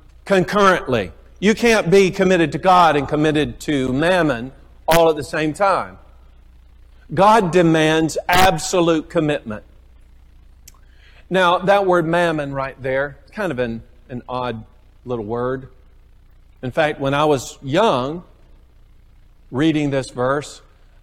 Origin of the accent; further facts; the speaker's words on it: United States; I'm an American